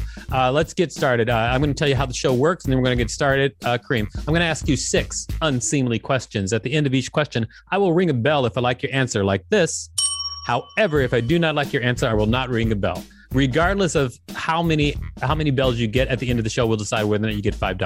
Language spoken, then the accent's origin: English; Alabama, United States; now in New York, United States; I grew up in Alabama